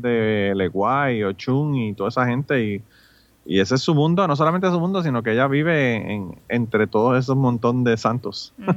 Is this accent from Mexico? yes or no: no; Puerto Rico; yo soy de Puerto Rico.